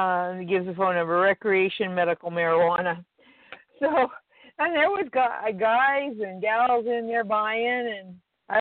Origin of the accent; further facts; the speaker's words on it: Idaho, United States; I'm from Idaho.